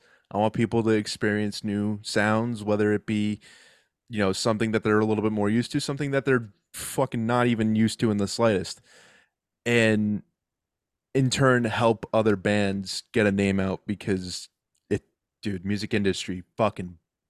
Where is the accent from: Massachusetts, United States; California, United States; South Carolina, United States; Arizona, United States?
Massachusetts, United States; I'm from Massachusetts, so it's Dunkin' Donuts.